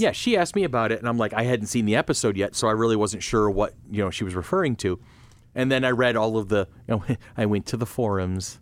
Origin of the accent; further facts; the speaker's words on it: United States; I'm too American